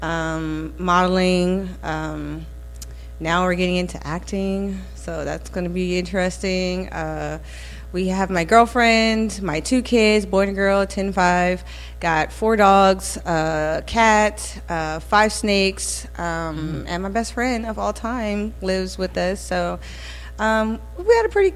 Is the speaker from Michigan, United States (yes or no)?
no; Jacksonville, Florida, United States; moved away as an adult; also born or lived in Germany; I'm from Jacksonville, Florida